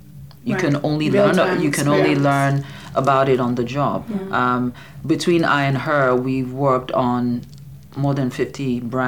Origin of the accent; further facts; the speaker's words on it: Nigeria; We're Igbo.